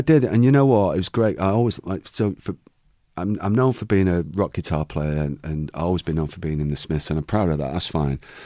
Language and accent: English; Manchester, North West England, United Kingdom; born or raised there